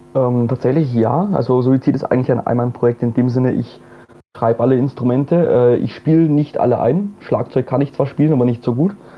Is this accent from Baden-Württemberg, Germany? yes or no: no; Bamberg, Bavaria, Germany; moved away as an adult; now in Vienna, Austria; ich bin auch eigentlich gebürtiger Bamberger